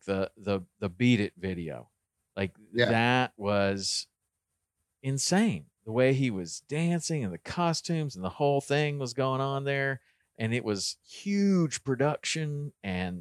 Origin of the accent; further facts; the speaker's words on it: the South, United States; I grew up in the South too.